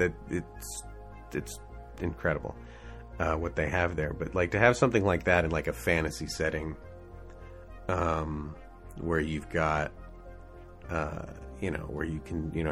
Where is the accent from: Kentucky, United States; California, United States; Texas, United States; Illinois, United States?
Texas, United States; moved away as an adult; also born or lived in Seattle; growing up in Texas, Wrath of God stuff